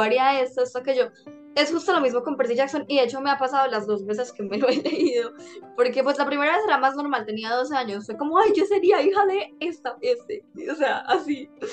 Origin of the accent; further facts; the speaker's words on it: Antioquia, Colombia; súper antioqueña de mi parte